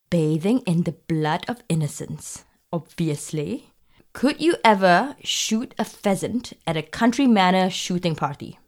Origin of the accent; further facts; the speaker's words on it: Singapore; I'm from Singapore.